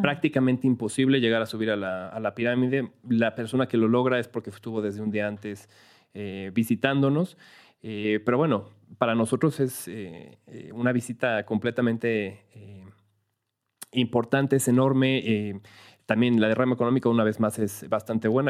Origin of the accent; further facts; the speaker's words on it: Teotihuacán, State of Mexico, Mexico; Entonces yo nací en Ciudad de México, pero bueno, desde una semana de nacido me mudaron a Teotihuacán